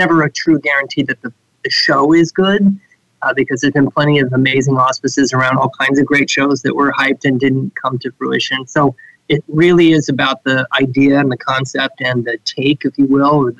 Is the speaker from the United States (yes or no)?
yes; Marin County, California, United States; I grew up in Marin County